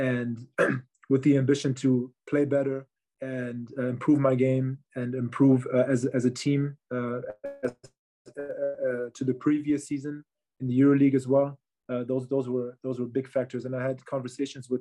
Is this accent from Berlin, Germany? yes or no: yes; Berlin, Germany; I am from Berlin. I was born in Berlin. I grew up in Berlin.